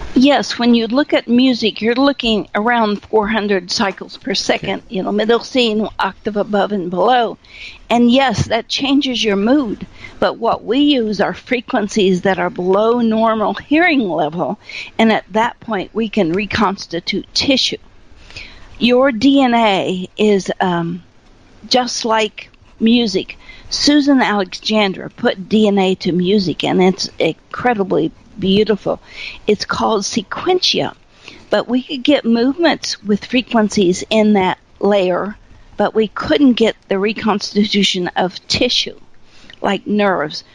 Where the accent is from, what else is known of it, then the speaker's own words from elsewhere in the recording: Appalachia, United States; also born or lived in Fairborn, Ohio; I was raised in Appalachia in a corn crib with no electricity, no running water